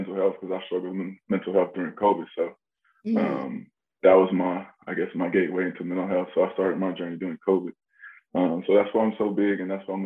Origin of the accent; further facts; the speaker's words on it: Florence, South Carolina, United States; I was born and raised in Florence, South Carolina